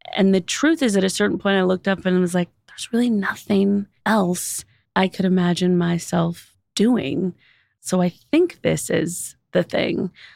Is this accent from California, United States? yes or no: yes; Los Angeles, California, United States; I grew up in Los Angeles